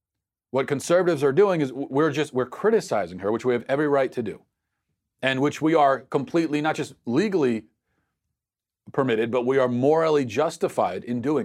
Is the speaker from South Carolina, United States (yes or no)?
no; Minnesota, United States; the president's visit to my home state of Minnesota on Monday.